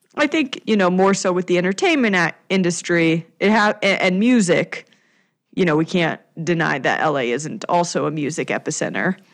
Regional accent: Denver, Colorado, United States; my hometown of Denver

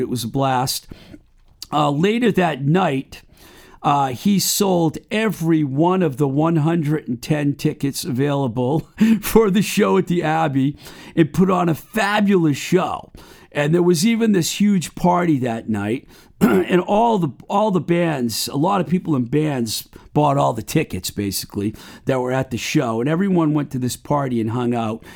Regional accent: Webster, United States; now in Somerville, United States; my hometown of Webster

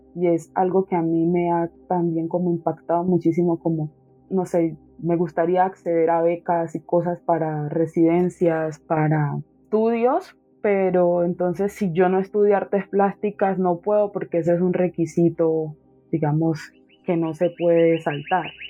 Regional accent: Quibdó, Chocó, Colombia; en el Chocó en Quibdó, pues que es como la, capital que fue donde yo nací, crecí todo

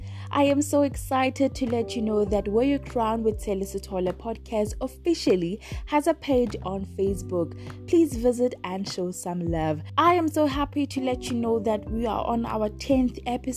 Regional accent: Matibela, Limpopo, South Africa; I'm 23 years old and I'm from Matibela in the Limpopo province.

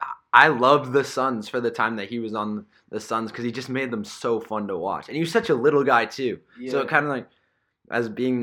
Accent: Canada; I'm Canadian.

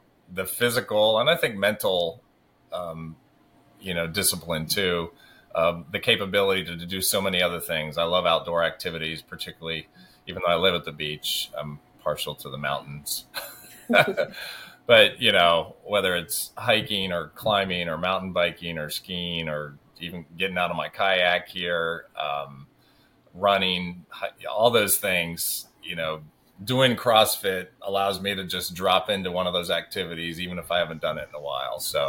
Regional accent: Morocco; moved away; growing up in Morocco. I didn't grow up with a TV

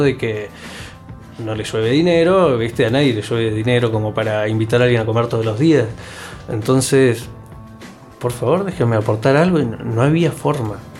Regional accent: Argentina; yo volví a Argentina, eh, comencé a mover muchísimos hilos, muchísimos hilos para comenzar a dirigir en mi país, en mi provincia

